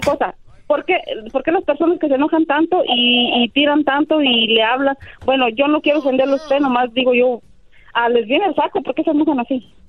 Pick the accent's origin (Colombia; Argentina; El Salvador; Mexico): El Salvador; Yo soy de El Salvador